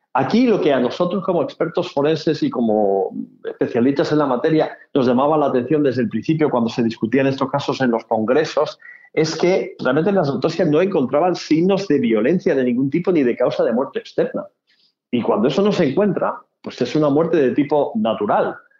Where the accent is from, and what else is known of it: Spain